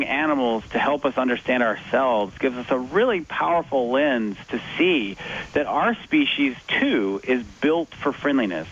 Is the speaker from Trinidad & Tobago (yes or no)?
no; United States; I'm an American